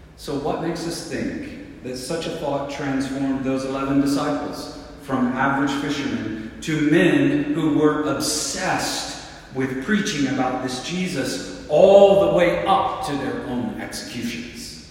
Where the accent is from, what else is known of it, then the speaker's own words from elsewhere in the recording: the South, United States; moved away; I grew up in the South where everyone is a Christian.